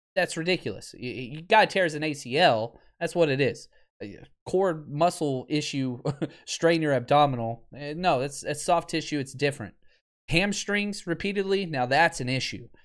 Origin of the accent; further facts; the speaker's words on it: the South, United States; I was raised in the South.